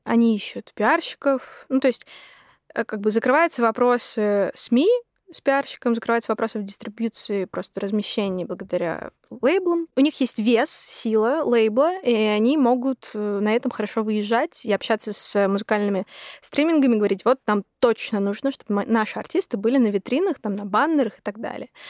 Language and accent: Russian; Yekaterinburg, Sverdlovsk Oblast, Russia; now in Moscow, Russia; я из Екатеринбурга я уеду в Москву